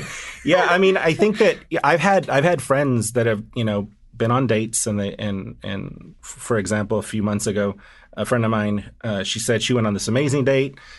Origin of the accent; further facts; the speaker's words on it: the South, United States; moved away; also born or lived in Washington, D.C. / New York; my Southern upbringing